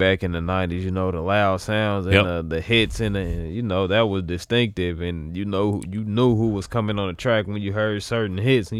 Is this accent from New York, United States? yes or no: no; Wyoming, United States; Like, look, bro, chill. I'm from Wyoming.